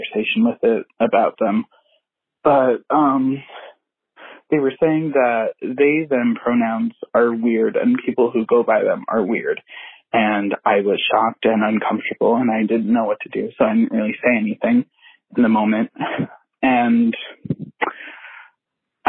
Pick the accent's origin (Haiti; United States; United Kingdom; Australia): United States; Long Island, New York; I am from Long Island, a very conservative place